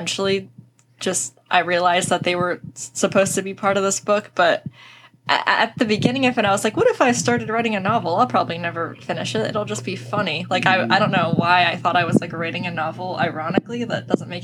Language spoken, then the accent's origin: English; right outside of Philadelphia, Pennsylvania, United States; moved away as an adult; also born or lived in Pittsburgh, Pennsylvania; now in New Jersey, United States; I'm from right outside of Philly, and then for a couple years I lived in Pittsburgh